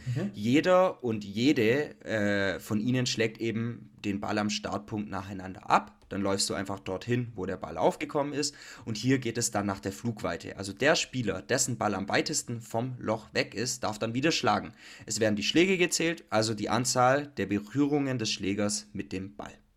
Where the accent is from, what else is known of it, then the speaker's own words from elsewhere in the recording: Germany; Bei uns in Deutschland